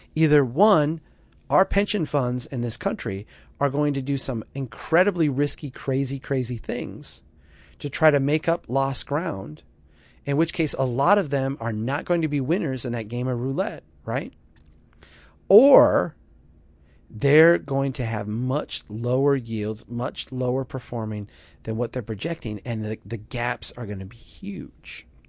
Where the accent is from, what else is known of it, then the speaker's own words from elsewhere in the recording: Minnesota, United States; my home state of Minnesota